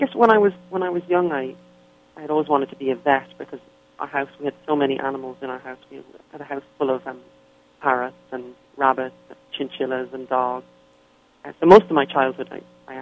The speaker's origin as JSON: {"language": "English", "town": "Dublin", "region": "Leinster", "country": "Ireland", "tie": "born or raised there", "moved": "as an adult", "lives_now": "United States", "said": "I was born and raised in Dublin in Ireland."}